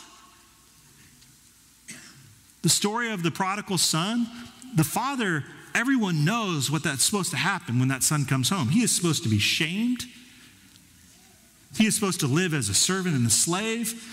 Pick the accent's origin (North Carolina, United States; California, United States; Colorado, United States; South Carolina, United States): Colorado, United States; Denver; Our soil was too acidic growing up in Denver